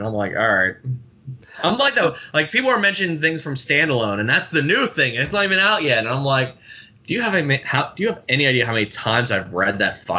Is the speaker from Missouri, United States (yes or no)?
no; Pittsburgh, Pennsylvania, United States; I'm born and bred city. Like, I'm not outlying neighborhoods. I grew up, like, almost, I could, within walking distance of downtown.